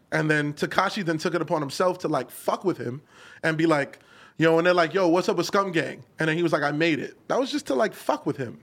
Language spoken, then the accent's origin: English; New York City, New York, United States; I'm from Canarsie